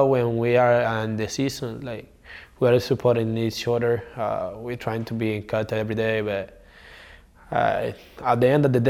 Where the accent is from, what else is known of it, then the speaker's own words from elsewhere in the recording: Cuba; moved away; I come from Cuba